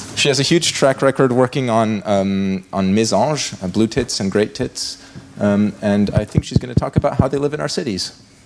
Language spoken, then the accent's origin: English; Montpellier, Occitania, France; my hometown of Montpellier